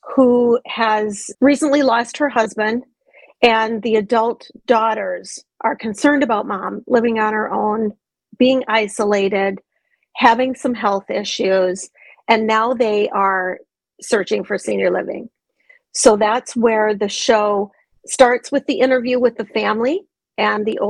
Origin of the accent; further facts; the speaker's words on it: Minnesota, United States; moved away; also born or lived in Montana / Georgia / Colorado; I grew up in Minnesota, but I've lived in Montana, Georgia, Colorado.